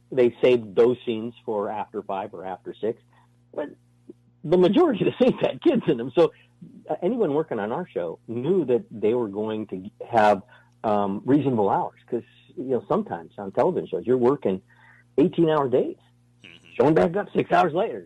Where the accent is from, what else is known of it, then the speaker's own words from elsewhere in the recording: New York City, New York, United States; moved away; I was born in New York City.